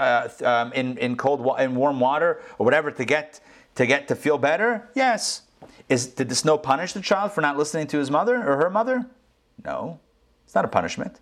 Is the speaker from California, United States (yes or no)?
no; Pittsburgh, Pennsylvania, United States; now in Atlanta, United States; I grew up in Pittsburgh, and I remember when we were kids, it used to snow all the way up there